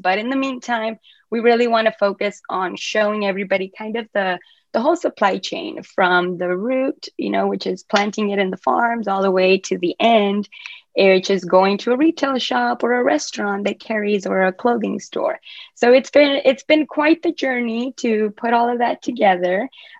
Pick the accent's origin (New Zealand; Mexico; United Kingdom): Mexico; also born or lived in Asia; now in United States; I'm originally from Mexico, so in the Hispanic background, cannabis is just, you know, it's just bad.